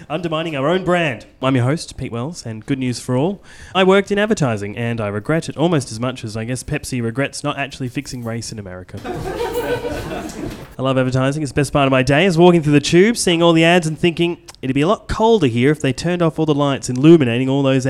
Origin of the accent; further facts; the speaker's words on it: Australia; I'm Australian.